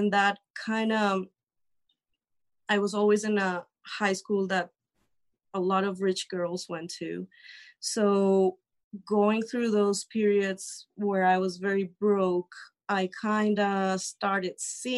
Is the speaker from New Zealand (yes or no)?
no; Colombia; I'm from Colombia.